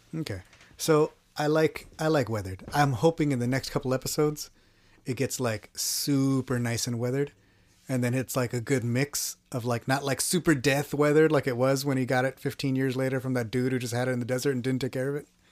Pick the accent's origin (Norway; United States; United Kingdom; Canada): United States; Texas; I'm from Texas